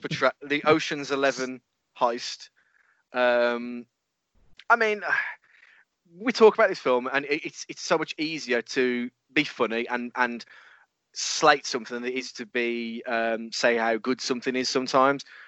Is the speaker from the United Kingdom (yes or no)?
yes; England, United Kingdom; we're English